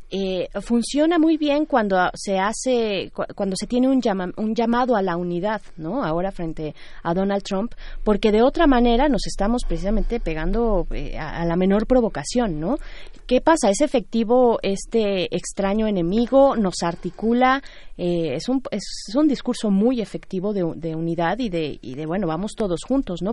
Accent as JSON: {"language": "Spanish", "country": "Mexico", "said": "como pueblo mexicano"}